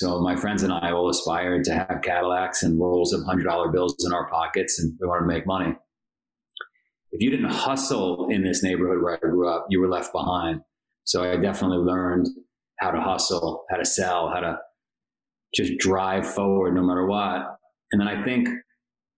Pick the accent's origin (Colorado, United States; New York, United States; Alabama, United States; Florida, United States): New York, United States; New York City; I grew up in Queens, New York.